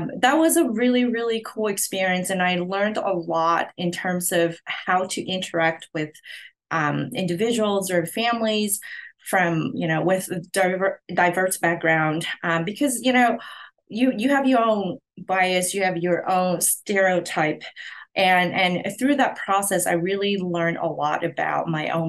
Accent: Hong Kong; moved away as an adult; now in United States; I'm originally from Hong Kong, and I moved to the US to continue my education.

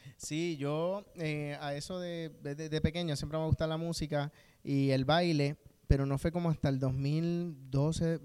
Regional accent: Bayamón, Puerto Rico; yo pues soy de Bayamón

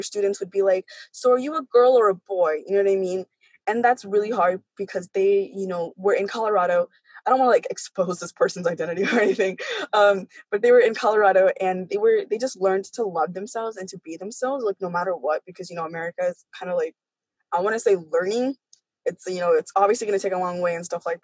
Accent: Kenya; I'm from Kenya

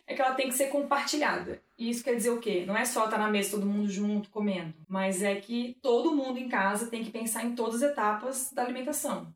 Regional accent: Santa Catarina, Brazil; na minha terra, né, Santa Catarina

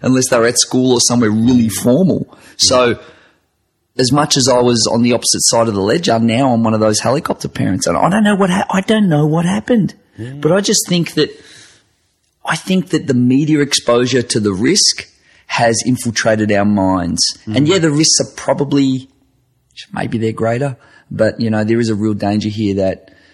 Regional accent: Werribee, Victoria, Australia; I grew up in Werribee, which is an outer western suburb of Melbourne

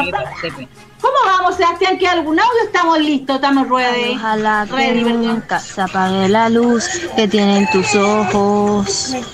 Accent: Venezuela; now in Iquique, Chile; Soy venezolana, pero estoy en Iquique.

